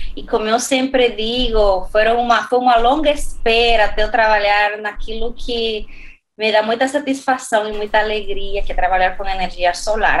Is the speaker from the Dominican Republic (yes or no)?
yes; Dominican Republic; Portuguese is a second language; moved away as an adult; also born or lived in Spain / Madrid, Spain / Valencia, Spain; now in São Paulo, Brazil; sou da República Dominicana